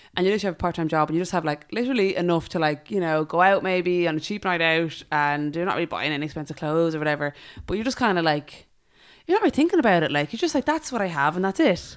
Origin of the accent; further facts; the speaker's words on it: Ireland; as Irish